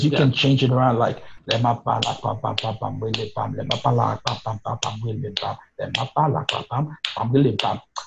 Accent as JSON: {"language": "English", "country": "Haiti", "tie": "born or raised there", "moved": "yes", "lives_now": "New York, United States", "said": "the church music that I grew up listening to in Haiti"}